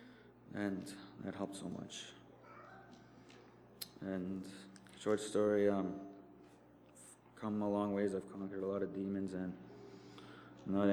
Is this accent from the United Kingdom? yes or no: no; Norway House, Manitoba, Canada; I'm from Narre House, Manitoba